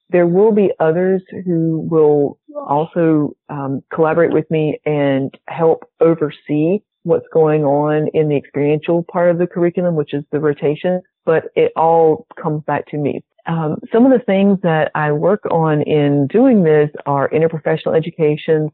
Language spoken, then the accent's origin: English; the South, United States; accent: southern; my southern accent